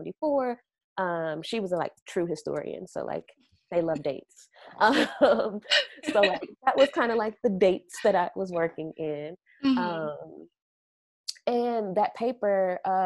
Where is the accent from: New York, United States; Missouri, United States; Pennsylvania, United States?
Missouri, United States; St. Louis; moved away as an adult; also born or lived in Evanston, Illinois; my mother is a fashion designer back home in my hometown of St. Louis, Missouri